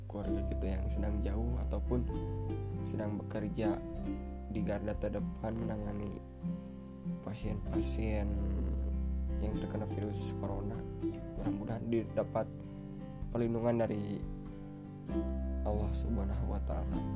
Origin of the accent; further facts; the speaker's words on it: Ciamis, West Java, Indonesia; hampir semua saudara dan keluarga aku tuh pada ngumpul di sini kan di kota aku di Ciamis